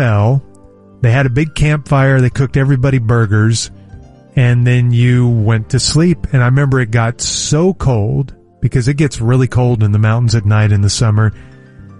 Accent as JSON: {"language": "English", "town": "Oklahoma City", "region": "Oklahoma", "country": "United States", "tie": "born or raised there", "said": "growing up in Oklahoma City"}